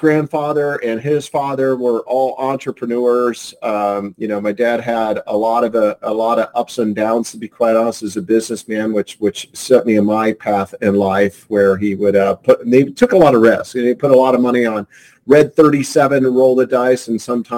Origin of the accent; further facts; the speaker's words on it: Indiana, United States; moved away as an adult; also born or lived in Colorado; now in Sandy Springs, United States; Born and raised in the Midwest in Indiana, Colorado for about 12 years, been here for roughly 18